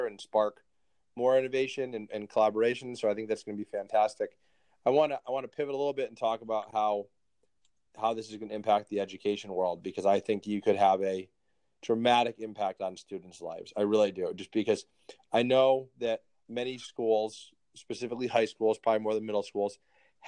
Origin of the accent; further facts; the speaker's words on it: Connecticut, United States; I grew up in Connecticut